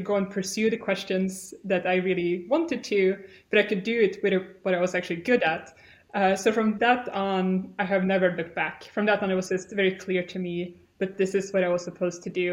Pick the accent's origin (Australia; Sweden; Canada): Sweden; moved away as an adult; also born or lived in California; as I said, I'm from Sweden. I grew up in a pretty typical Swedish family